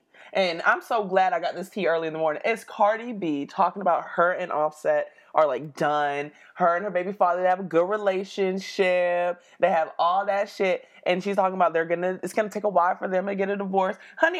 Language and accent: English; Florida, United States; I am from Florida.